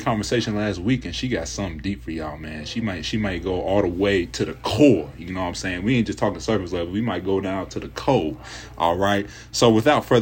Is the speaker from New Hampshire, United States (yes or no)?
no; Kent, Ohio, United States; I'm from the Northeast Ohio area, and specifically Kent, Ohio